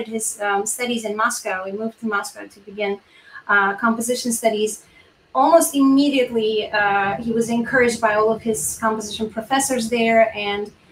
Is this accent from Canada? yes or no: no; Yerevan, Armenia; moved away as an adult; now in United States; I am from Yerevan